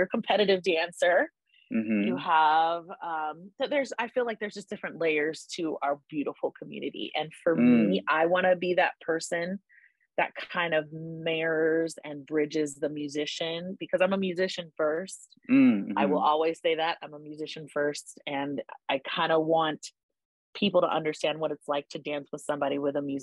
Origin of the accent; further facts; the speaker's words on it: Henderson, Nevada, United States; moved away as an adult; also born or lived in Inglewood, California; now in Denver, United States; I grew up in Henderson, Nevada, which is a suburb of Las Vegas.